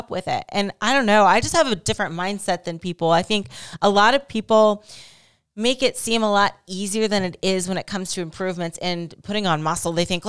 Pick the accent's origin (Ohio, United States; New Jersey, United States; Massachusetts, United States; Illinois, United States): Ohio, United States; My home state.